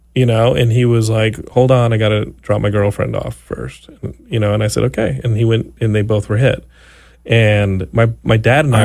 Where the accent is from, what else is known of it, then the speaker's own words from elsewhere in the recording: Austin, Texas, United States; now in Los Angeles, United States; growing up in Austin